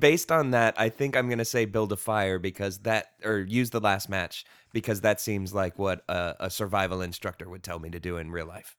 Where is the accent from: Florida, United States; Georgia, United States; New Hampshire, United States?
Florida, United States; I grew up in Florida, uh, in, in the southern United States